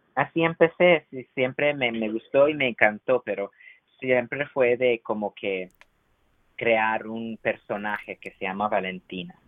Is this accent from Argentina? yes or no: no; United States; first language Spanish; aunque sea chicano y crecí aquí en los Estados Unidos